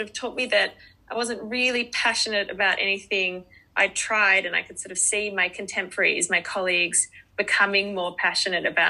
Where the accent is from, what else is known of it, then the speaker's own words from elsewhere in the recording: Australia; accent: Aussie; moved away; also born or lived in Melbourne, Australia; You can probably tell by my accent that I'm an Aussie.